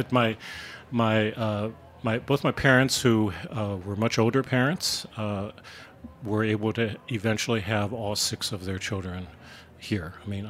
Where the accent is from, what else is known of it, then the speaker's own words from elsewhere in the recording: United States; first language Chinese; English is a second language; growing up with Chinese as my first language at home, spoken at home, eating Chinese food. We have to get food in here. And then going to suburban schools